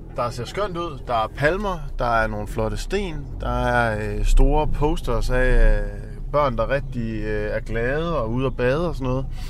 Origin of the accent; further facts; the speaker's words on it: North Jutland, North Denmark Region, Denmark; jeg er oppe fra Nordjylland af